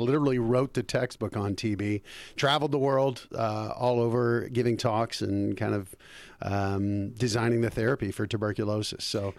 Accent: Colorado, United States; moved away as an adult; also born or lived in Bergen County, New Jersey; now in Los Angeles, United States; From Colorado. Well, actually, I was born in Jersey, Bergen County.

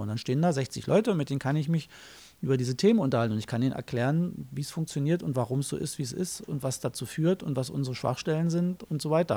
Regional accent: Germany; Ich bin in der DDR groß geworden

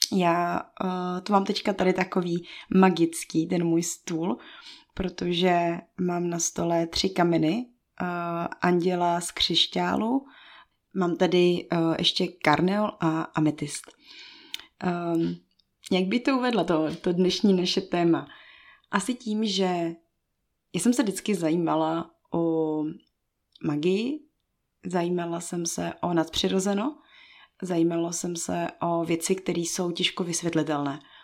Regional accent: Bohemia, Czechia; also born or lived in Togo; já jsem z Čech a pak z Evropy

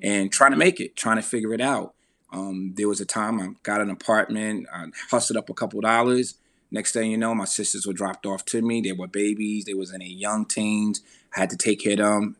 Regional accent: Veldsburg, New Jersey, United States; growing up in Veldsburg, New Jersey

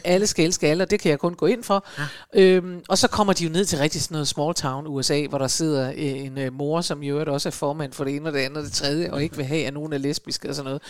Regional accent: Aalborg, North Denmark Region, Denmark; hjemme i Aalborg i min ungdom

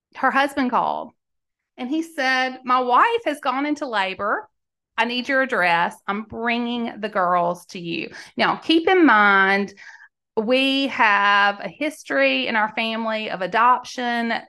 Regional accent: Mississippi, United States; now in Tennessee, United States; Mississippi. I live in Tennessee now

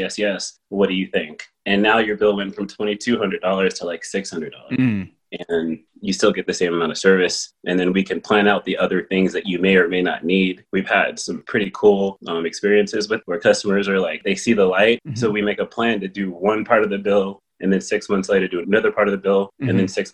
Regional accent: Palmdale, California, United States; moved away; also born or lived in San Fernando Valley / New York City; we moved to Palmdale. And I grew up with cows and chickens and riding motorcycles and dirt bikes

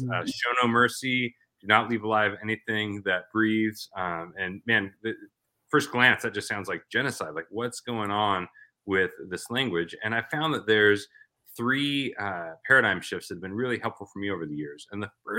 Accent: Portland, Oregon, United States; moved away as an adult; now in Arizona, United States; I was actually a pastor in my hometown, Portland, Oregon, for about 15 years

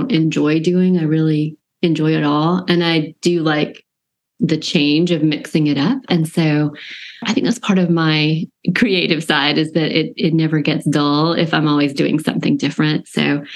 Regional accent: Georgia, United States; I live in a college town, small town, Georgia, with a lot of college life, and I grew up in Georgia

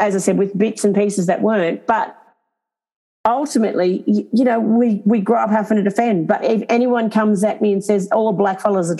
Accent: Sydney, New South Wales, Australia; I can sit there and say I've had extreme bias as well growing up in Sydney for 20 years myself in my 20s and I just got on and did life.

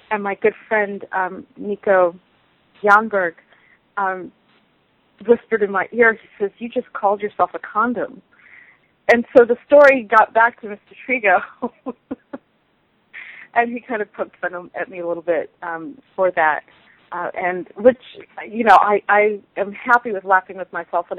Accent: South Africa; also born or lived in Southern California, United States; I am originally from South Africa by way of Southern California.

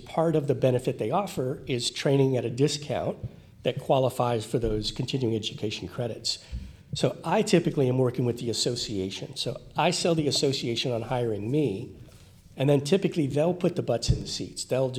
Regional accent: Miami, Florida, United States; So I grew up in the Miami area where people can live next door to each other for 20 years and not know their neighbor.

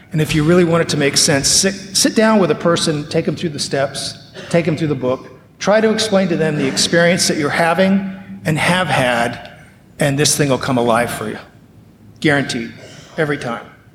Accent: Las Vegas, Nevada, United States; I'm growing up in Las Vegas, Nevada

